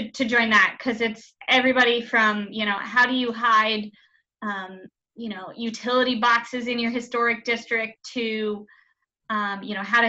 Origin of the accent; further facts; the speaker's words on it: Virginia, United States; now in Washington, D.C., United States; I grew up in Virginia and surrounded by Civil War history